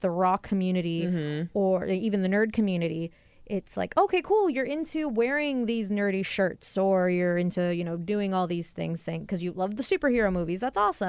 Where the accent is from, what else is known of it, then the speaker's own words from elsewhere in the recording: Seattle, Washington, United States; my hometown because I was born in Seattle, raised up a little north